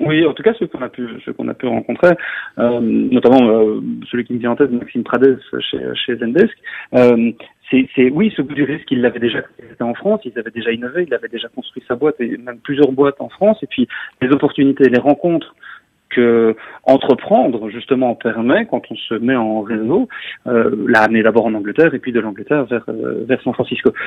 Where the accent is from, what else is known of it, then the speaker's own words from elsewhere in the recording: Belgium; je suis belge, je parle français